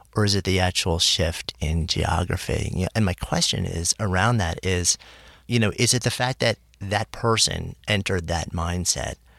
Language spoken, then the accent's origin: English; New York, United States; now in New York City, United States; I grew up just outside of New York City. I've been in the city since '89